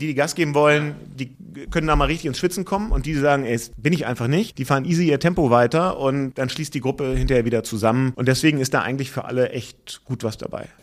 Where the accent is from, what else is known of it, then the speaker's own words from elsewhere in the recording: Hamburg, Germany; ich bin aber aufgewachsen im Hamburger Westen und ziehe da auch demnächst bald wieder zurück